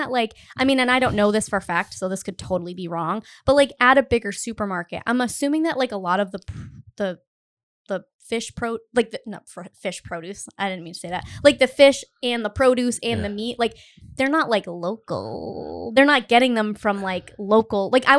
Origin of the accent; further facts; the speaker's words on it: Cumberland, Rhode Island, United States; I grew up in Cumberland, Rhode Island, which is, you know, it's a fine town